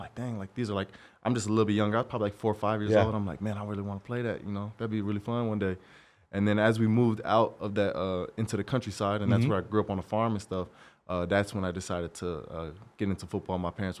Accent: Albany, Oregon, United States; also born or lived in Corvallis; I'm from Albany, {S0} okay. {S1} a small town, right next to Corvallis.

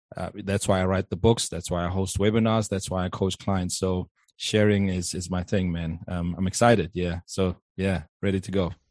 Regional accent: South Africa; also born or lived in Johannesburg; born and bred in South Africa. I live in Johannesburg

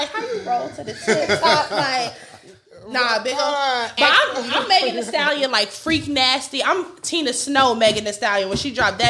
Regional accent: Texas, United States; Bitch, I'm from Texas. Like, that's what I'm going to sound like.

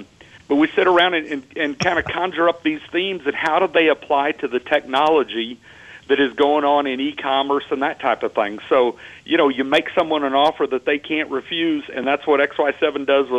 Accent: Texas, United States; moved away; I'm actually from Texas. I have a little bit of an accent.

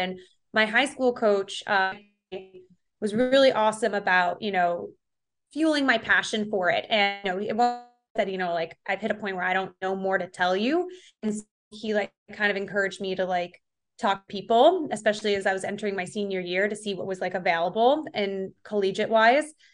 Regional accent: Rush, New York, United States; I grew up in Rochester, New York, more specifically Rush. It's like a suburb of the Greater Rochester area

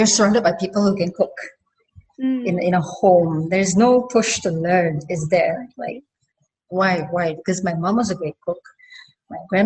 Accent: Singapore; I'm a kampung girl, first off. So I grew up in kampung

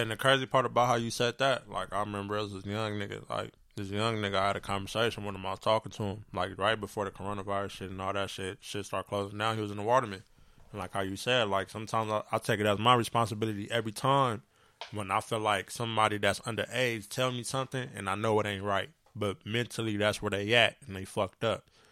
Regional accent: San Bernardino, California, United States; I grew up on Del Rosa, Eureka Day.

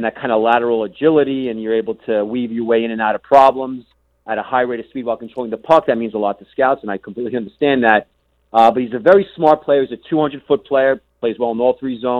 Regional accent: United States; being an American, I've basically left my country in the dust

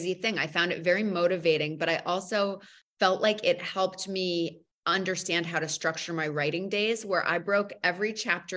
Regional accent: New England, United States; I grew up outside of New York. I grew up middle class in New England.

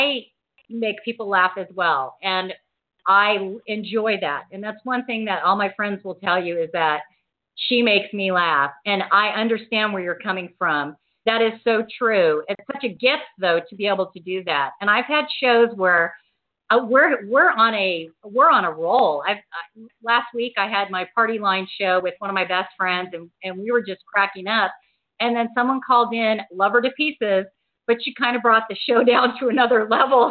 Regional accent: Southern California, United States; moved away as an adult; now in Washington, D.C. area, United States; I grew up in Southern California, and I've been here probably the last 10 years

